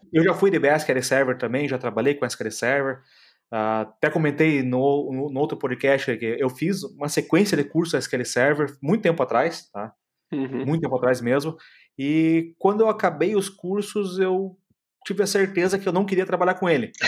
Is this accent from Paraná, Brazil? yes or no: yes; Curitiba, Paraná, Brazil; now in Florianópolis, Brazil; Eu sou de Curitiba, moro em Florianópolis